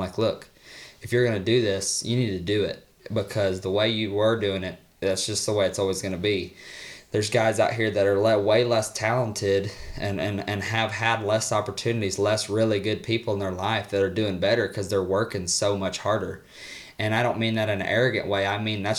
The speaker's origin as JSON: {"language": "English", "region": "Missouri", "country": "United States", "tie": "born or raised there", "moved": "yes", "said": "I'm from Missouri"}